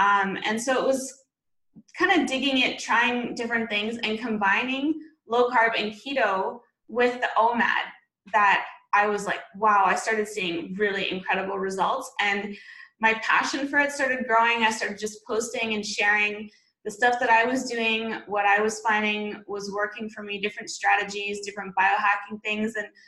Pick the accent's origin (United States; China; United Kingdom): China; Beijing; also born or lived in Vancouver, Canada; And I'm originally Canadian from Vancouver, BC. That's where I went to university. And I grew up overseas. I grew up mostly in China, actually.